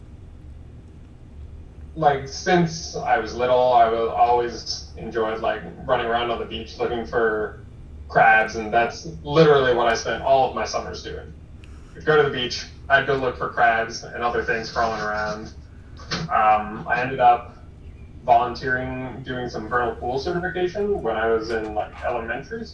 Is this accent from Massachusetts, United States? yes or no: yes; Boston, Massachusetts, United States; moved away as an adult; now in Miami, United States; I'm originally from Massachusetts, from around Boston.